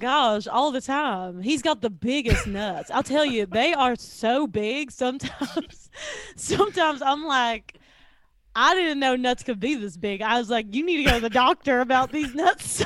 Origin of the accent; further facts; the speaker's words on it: the South, United States; I'm from the South